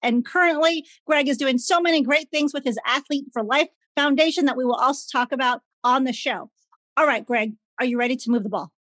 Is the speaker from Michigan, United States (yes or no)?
no; Chicago, Illinois, United States; I grew up in Chicago